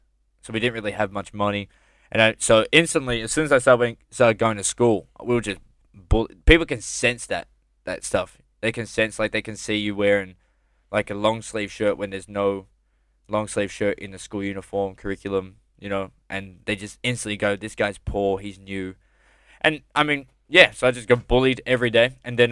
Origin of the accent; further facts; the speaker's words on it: Campbelltown, New South Wales, Australia; now in Melbourne, Australia; so when we moved from Sydney, well, from Campbelltown to...